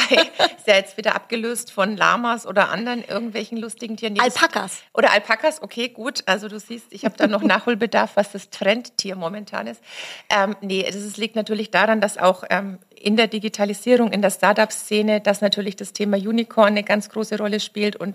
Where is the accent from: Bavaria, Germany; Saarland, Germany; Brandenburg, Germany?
Bavaria, Germany; ich weiß, man hört es nicht, aber ich komme aus Franken.